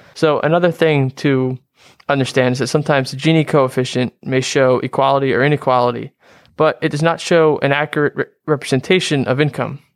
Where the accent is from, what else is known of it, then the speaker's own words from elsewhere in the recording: Harrington Park, New Jersey, United States; I'm from, uh, Harrington Park, New Jersey